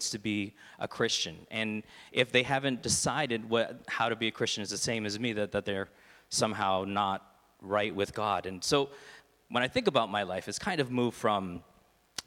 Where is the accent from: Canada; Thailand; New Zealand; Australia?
Canada; Toronto, Ontario; now in Stouffville, Canada; I grew up in the East End of Toronto